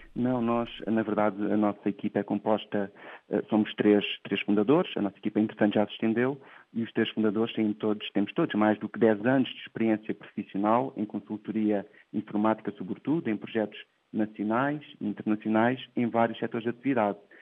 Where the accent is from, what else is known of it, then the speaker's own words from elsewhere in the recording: Portugal; nasci numa terrinha no Ribatejo, no interior de Portugal, que se chama Coce